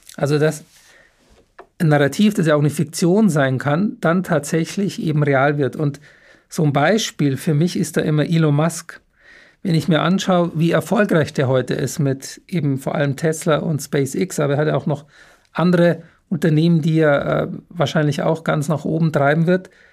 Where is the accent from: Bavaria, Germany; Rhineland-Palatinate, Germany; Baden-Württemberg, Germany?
Bavaria, Germany; Munich; ich bin ein ein echter gebürtiger Münchner